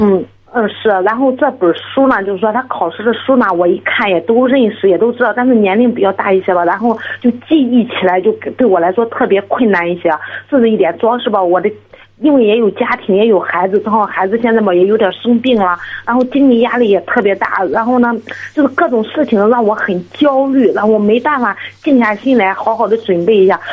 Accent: Zoucheng, Shandong, China; 我是州城，那济宁的

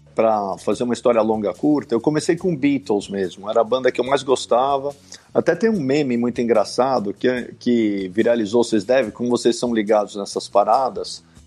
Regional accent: Brazil; born or raised there; first language English; Portuguese is a second language; also born or lived in Michigan, United States / Stanford, California, United States

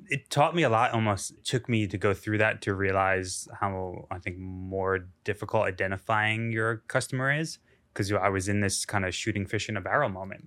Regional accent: United States; being an American

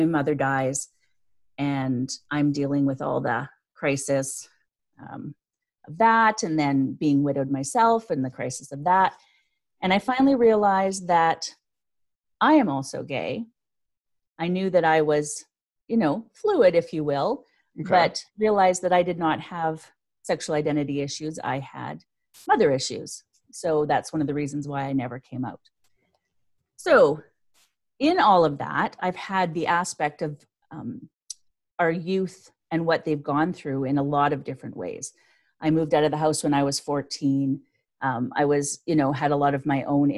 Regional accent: Canada; I'm Canadian

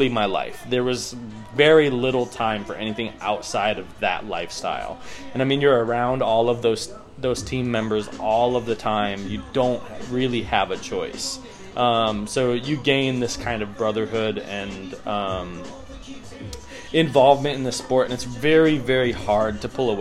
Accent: Wisconsin, United States; now in Texas, United States; I was born and raised in Wisconsin

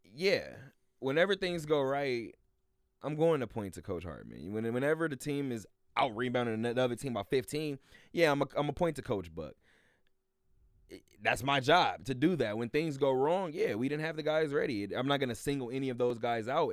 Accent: California, United States; now in Las Vegas, United States; I'm from California

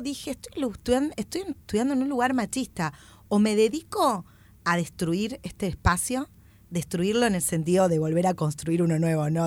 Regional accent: Greater Buenos Aires, Argentina; soy petiza del conurbano

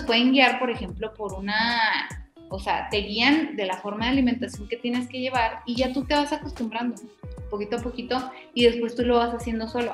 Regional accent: Mexico; somos mexicanas

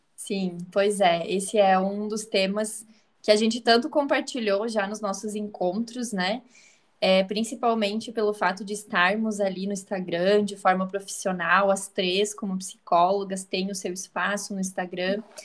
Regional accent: Santa Catarina, Brazil; Eu sou catarinense, moro no interior de Santa Catarina, muito próximo a Chapecó.

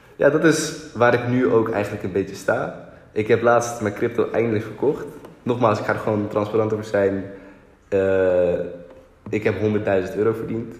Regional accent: Lelystad, Flevoland, Netherlands; toen ging ik terug naar Lelystad, waar ik geboren ben.

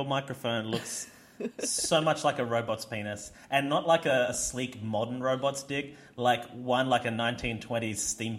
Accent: Australia; I'm from Australia, where everything can kill you, but nothing can eat you.

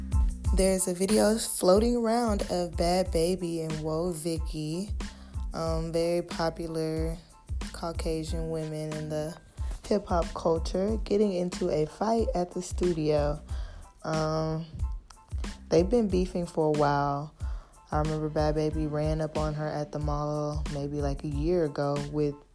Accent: Houston, Texas, United States; I'm from Houston

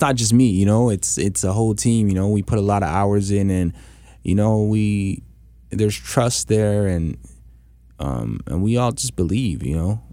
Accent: Canada; us as Canadian artists

